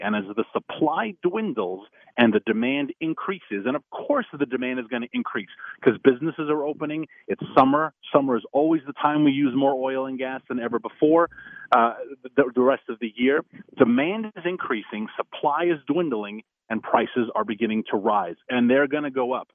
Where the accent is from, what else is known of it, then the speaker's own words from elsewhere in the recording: New York City, New York, United States; New York State, my home state, uh, New York City is where I'm from